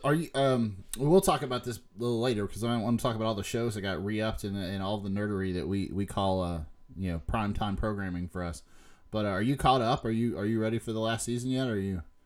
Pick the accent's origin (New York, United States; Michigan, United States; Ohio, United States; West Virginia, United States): West Virginia, United States; Huntington; moved away; we're from Huntington, West Virginia